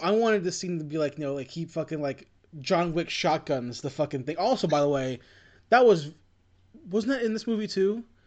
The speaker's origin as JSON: {"language": "English", "country": "United States", "said": "I am Asian American"}